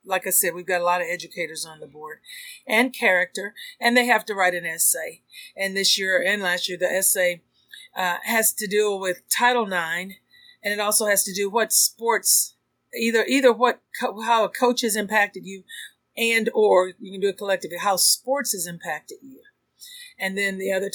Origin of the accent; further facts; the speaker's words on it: Texas, United States; I'm from Texas